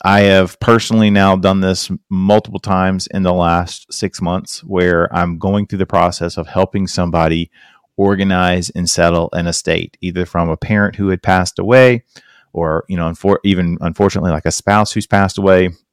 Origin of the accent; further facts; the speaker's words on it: South Carolina, United States; I'm from South Carolina